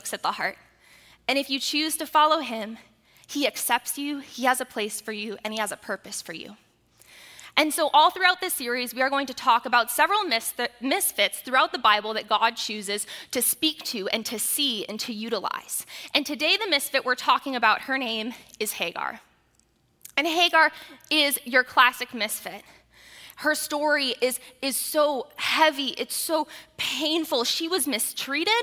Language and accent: English; United States